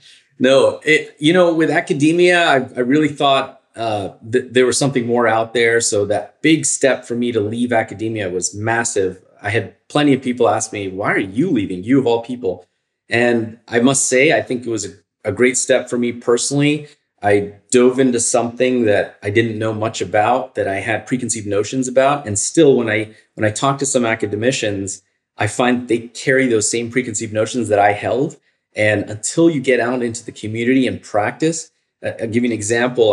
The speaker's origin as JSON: {"language": "English", "region": "Northern Virginia", "country": "United States", "tie": "born or raised there", "also_born_or_lived": "Chicago", "moved": "as an adult", "said": "I'm originally from Virginia. I grew up in Northern Virginia"}